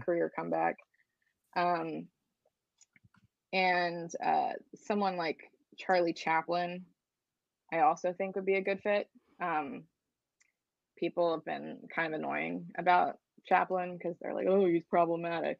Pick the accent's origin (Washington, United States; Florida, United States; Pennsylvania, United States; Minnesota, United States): Pennsylvania, United States; outside of Philadelphia; I grew up outside of Philadelphia